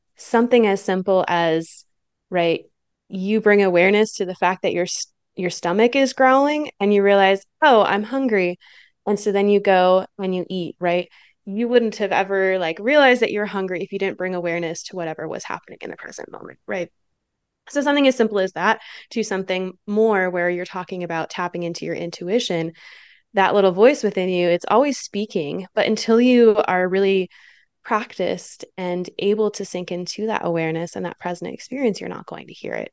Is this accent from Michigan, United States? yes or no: yes; Michigan, United States; now in Utah, United States; I'm originally from Michigan in the Midwest